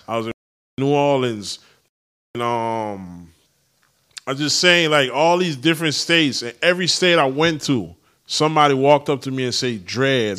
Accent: U.S. Virgin Islands; moved away; The U S Virgin Islands, shout out my hometown

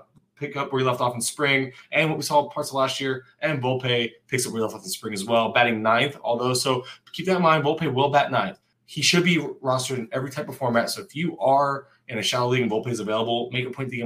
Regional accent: Florida, United States; I'm from Florida

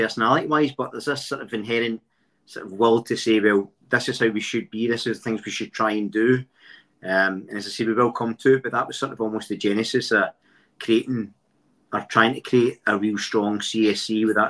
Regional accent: Glasgow, Scotland, United Kingdom; now in Swindon, United Kingdom; I was born in Pollock, Glasgow, which is a lovely area. And obviously grew up a Celtic fan.

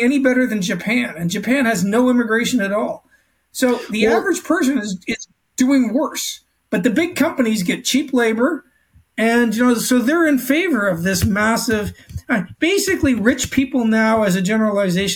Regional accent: Canada; now in Australia; I'm Canadian, native born Canadian

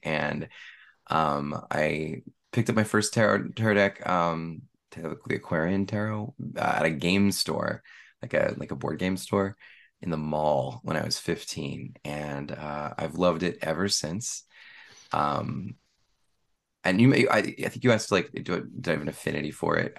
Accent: East Bay, San Francisco Bay Area, California, United States; also born or lived in San Jose; I've lived in the Bay Area my whole life, uh, the East Bay

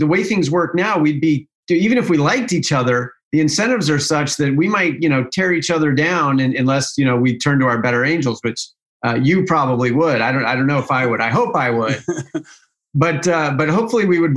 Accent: Utah, United States; my home state of Utah

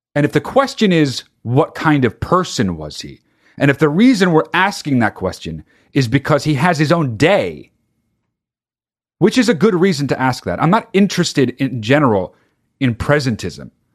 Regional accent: California, United States; also born or lived in New Jersey; when I moved to California from New Jersey

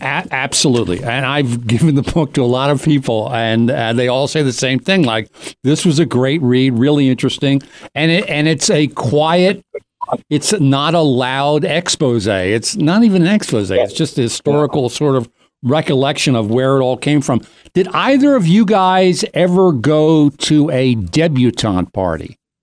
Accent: Doylestown, Pennsylvania, United States; from Doylestown

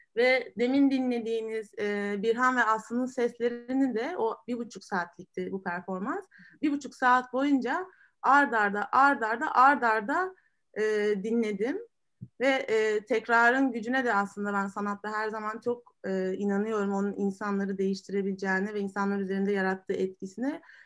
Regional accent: Marmaris, Muğla, Turkey; ben de Marmarisliyim

